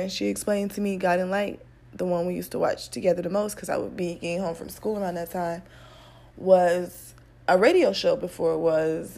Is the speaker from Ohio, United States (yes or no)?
yes; Cleveland, Ohio, United States; moved away; also born or lived in Detroit; I'm from Cleveland. Um, I eventually moved to Detroit